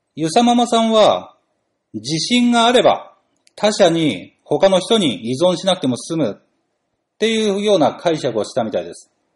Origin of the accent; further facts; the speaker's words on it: Chigasaki, Kanagawa, Japan; 私の地元、神奈川県茅ヶ崎市